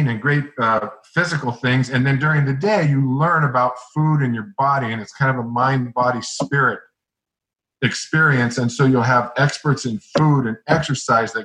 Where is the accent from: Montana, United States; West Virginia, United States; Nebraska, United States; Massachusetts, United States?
Montana, United States; I'm from Montana